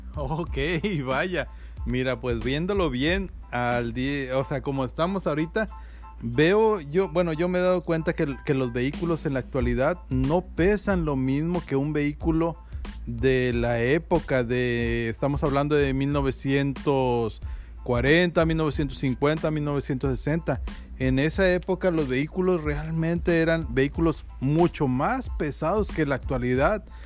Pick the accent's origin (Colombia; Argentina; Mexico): Mexico; Ciudad Victoria, Tamaulipas; also born or lived in Matamoros; sí, efectivamente soy de Ciudad Victoria, Tamaulipas, muy, muy orgulloso de ser de ese pequeño pueblo